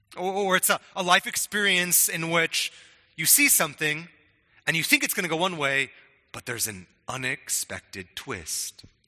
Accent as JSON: {"language": "English", "town": "Spokane", "region": "Washington", "country": "United States", "tie": "born or raised there", "said": "when I was young, growing up in Spokane"}